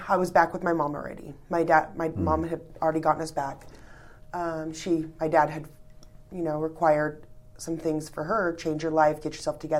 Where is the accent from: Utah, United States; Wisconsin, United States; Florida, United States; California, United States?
California, United States; born there; I was born in California.